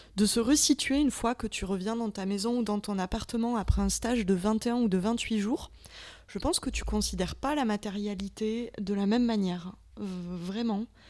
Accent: the South, southern France, France; accent: southern (sudiste); mon accent anglais, euh, terriblement sudiste

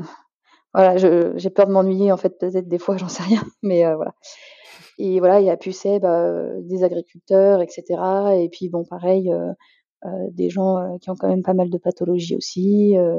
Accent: Essonne, Île-de-France, France; moved away as an adult; now in Creuse, France; je suis originaire de l'Essonne

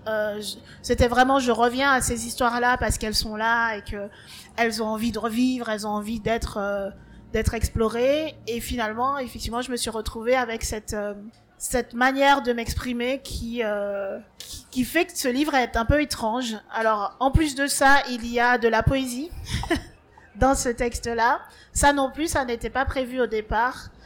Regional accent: Martinique; moved away; j'ai grandi en Martinique et en Martinique on parle le créole.

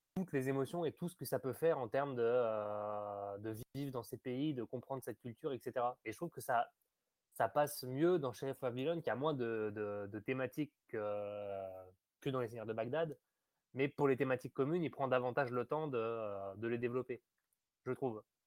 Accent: France; je suis français, né en France.

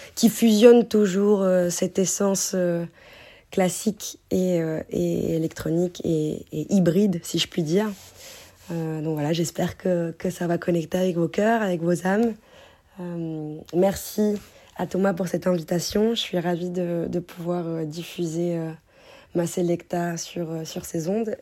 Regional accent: France; les influences que moi j'ai eues aussi en grandissant en France

